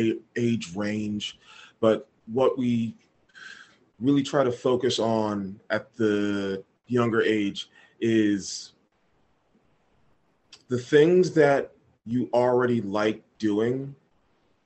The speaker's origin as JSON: {"language": "English", "town": "Philadelphia", "region": "Pennsylvania", "country": "United States", "tie": "born or raised there", "said": "born and raised in Philadelphia"}